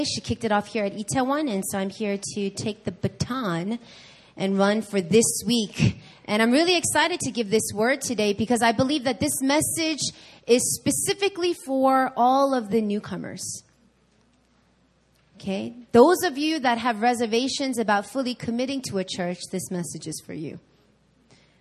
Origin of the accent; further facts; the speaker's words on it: New York, United States; now in Seoul, South Korea; I'm from New York